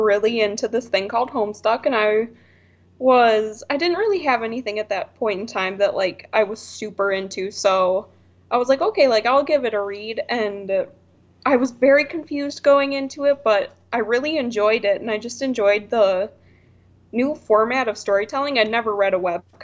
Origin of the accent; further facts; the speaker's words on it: Wisconsin, United States; moved away as an adult; now in Arizona, United States; I'm from Wisconsin, but I live in Arizona now.